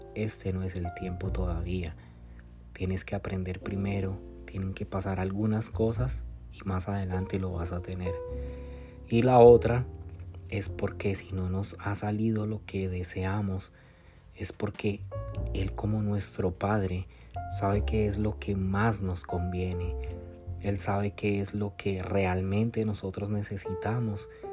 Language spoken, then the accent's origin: Spanish; Colombia; moved away as an adult; now in United States; Yo soy de Colombia, eh, vivo aquí, radico ahora en los Estados Unidos